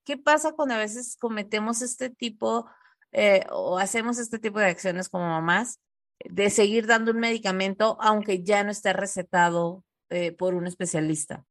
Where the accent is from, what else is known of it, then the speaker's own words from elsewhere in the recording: Tijuana, Baja California, Mexico; nosotros somos de Tijuana